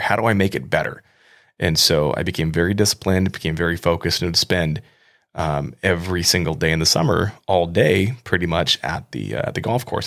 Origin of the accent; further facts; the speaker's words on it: Midwest, United States; I grew up in the Midwest. I grew up in a pretty rural area.